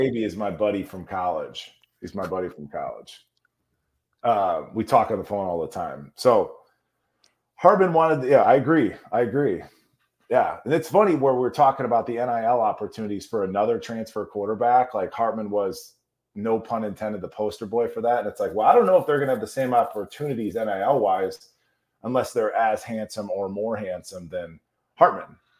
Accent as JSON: {"language": "English", "town": "Chicago", "region": "Illinois", "country": "United States", "tie": "born or raised there", "said": "I grew up in Chicago"}